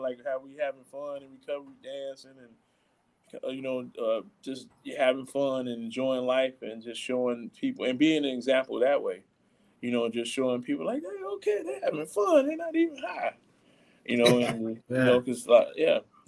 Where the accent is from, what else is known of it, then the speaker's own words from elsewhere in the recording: Chicago, Illinois, United States; I'm from Chicago, the west side of Chicago